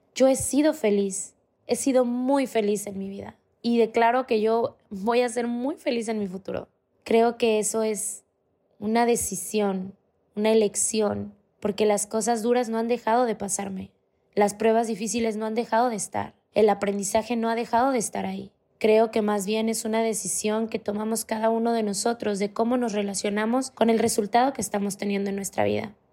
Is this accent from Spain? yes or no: no; Mexico; Yo soy mexicana, soy totalmente latina